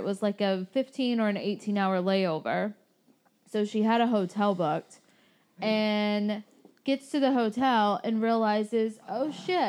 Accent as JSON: {"language": "English", "region": "Tennessee", "country": "United States", "tie": "born or raised there", "moved": "yes", "said": "So this girl from my home state, Tennessee."}